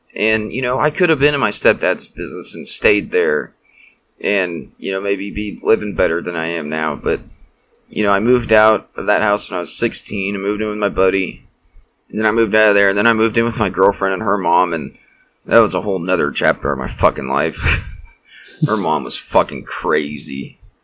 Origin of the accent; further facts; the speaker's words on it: Wichita, Kansas, United States; I grew up here in Wichita